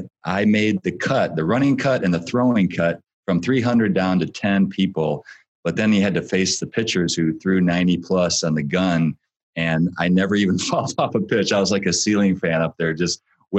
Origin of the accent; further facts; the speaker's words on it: Battle Creek, Michigan, United States; I grew up in Battle Creek, so we're Michiganders